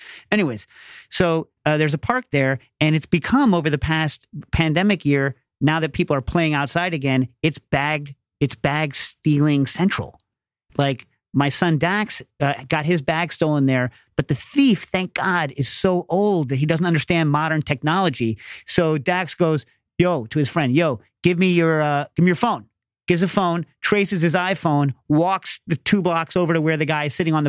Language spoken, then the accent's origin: English; New York, United States; because bag thievery, when I was growing up in New York, you didn't put your bag down.